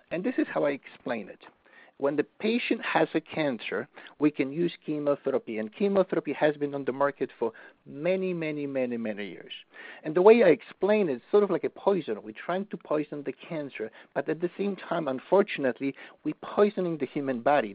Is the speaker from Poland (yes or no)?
yes; Poland; moved away; I'm from Poland